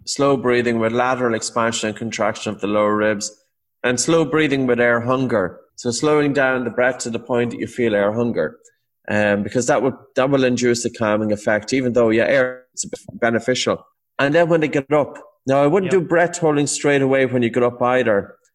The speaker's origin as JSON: {"language": "English", "country": "Ireland", "said": "Irish Irish people"}